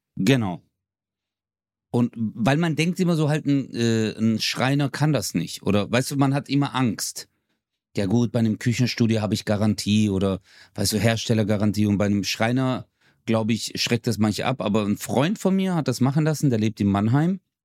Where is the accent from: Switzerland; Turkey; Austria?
Turkey; Çarşamba, Samsun; now in Germany; da wo ich herkomme, ist ja auch äh, Charchamba